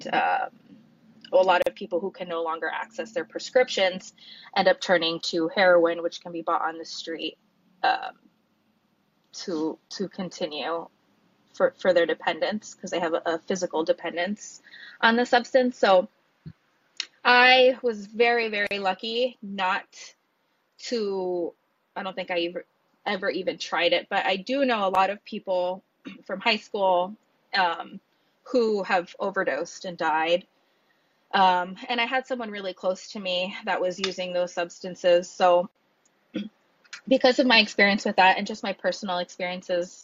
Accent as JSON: {"language": "English", "area": "LA County", "region": "California", "country": "United States", "tie": "born or raised there", "moved": "yes", "lives_now": "Honolulu, United States", "said": "LA County, which is where I was born."}